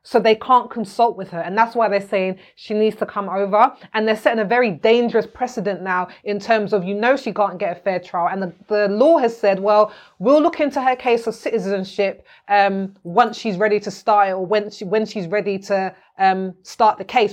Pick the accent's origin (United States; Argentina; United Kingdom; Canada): United Kingdom; also born or lived in Jamaica (ancestry); I'm from here. Mm. I'm from here.